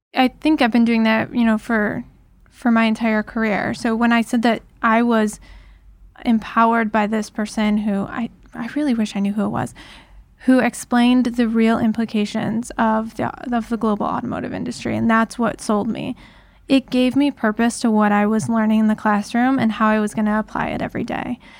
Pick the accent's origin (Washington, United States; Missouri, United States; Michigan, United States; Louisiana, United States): Michigan, United States; Detroit region, Southeast; I grew up in Southeast Michigan, so right here in in the Detroit region